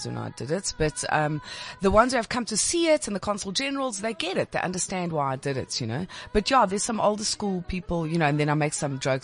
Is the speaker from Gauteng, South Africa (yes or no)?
no; Nelspruit, Mpumalanga, South Africa; I was born in Nelspruit